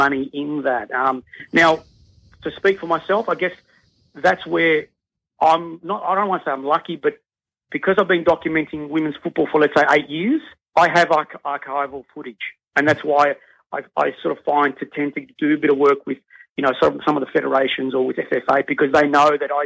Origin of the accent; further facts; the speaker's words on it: Melbourne, Victoria, Australia; moved away; I come from Melbourne